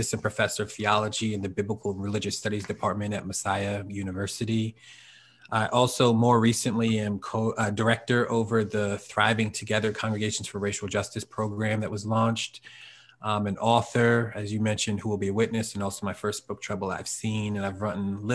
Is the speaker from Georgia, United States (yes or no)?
no; Norristown, Pennsylvania, United States; moved away as an adult; also born or lived in Philadelphia; now in Harrisburg, United States; Born and raised in Norristown.